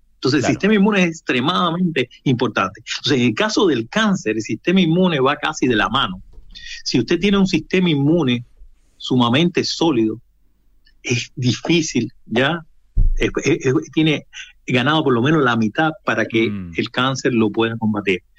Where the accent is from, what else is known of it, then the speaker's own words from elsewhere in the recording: Cuba; also born or lived in Russia; now in Chile; Yo soy cubano de origen